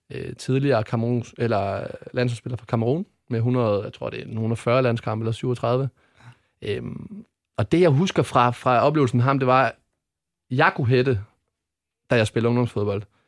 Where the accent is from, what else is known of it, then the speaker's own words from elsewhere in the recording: Odense, Southern Denmark, Denmark; Jeg kommer ned fra Ådalen i, i Odense